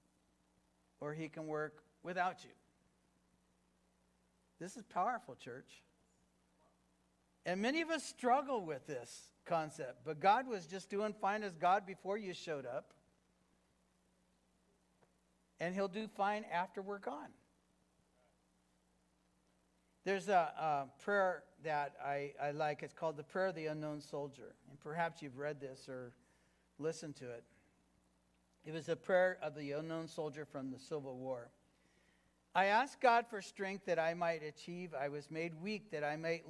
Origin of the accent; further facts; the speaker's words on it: Fillmore, California, United States; also born or lived in Los Angeles, California / Lynwood, California / Norwalk, California / El Cajon, California; now in Hesperia, United States; I was born in Los Angeles. Raised in Fillmore, California